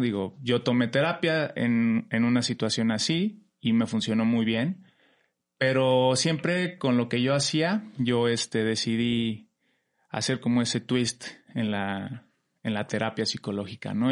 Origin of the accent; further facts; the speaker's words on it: Pachuca, Hidalgo, Mexico; vengo de La Bella Airosa, de Pachuca Hidalgo